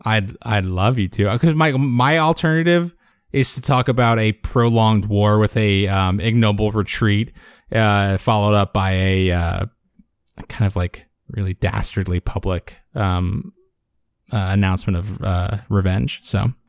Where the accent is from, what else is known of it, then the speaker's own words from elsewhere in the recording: South Florida, United States; I grew up in South Florida where there were sugarcane fields